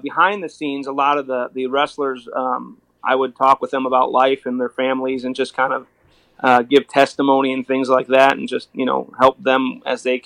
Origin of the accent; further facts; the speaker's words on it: Joliet, Illinois, United States; I grew up in Joliet, Illinois.